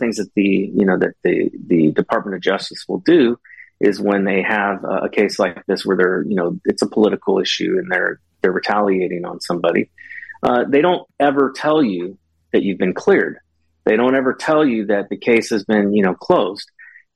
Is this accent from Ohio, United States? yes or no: no; California, United States; also born or lived in Japan / Hawaii / Korea / Maryland; now in West Virginia, United States; I grew up in California